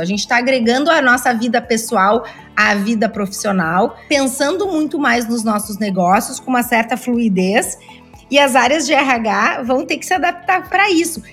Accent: Rio Grande do Sul, Brazil; Eu sou gaúcha, muitas das minhas empresas foram fundadas aqui no Rio Grande do Sul

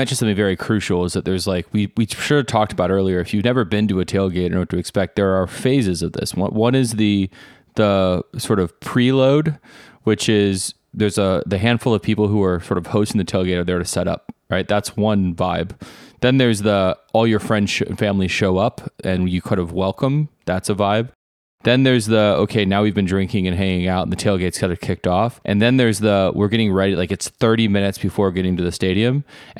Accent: the South, United States; We grew up in the South, but most of us are like somewhat cosmopolitan suburban kids

